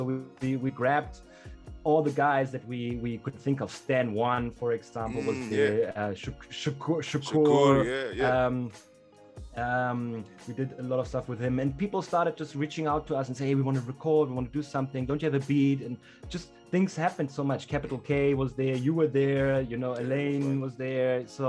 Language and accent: English; Germany; English is a second language; now in South Africa; I come from Germany to South Africa or to Southern Africa, and I play hip hop.